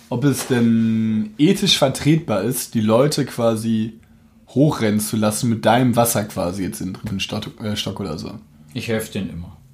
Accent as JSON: {"language": "German", "town": "Münster", "region": "North Rhine-Westphalia", "country": "Germany", "said": "Wir sind doch auch in Münster. Äh, zum Glück komme ich aus der Gegend und du nicht."}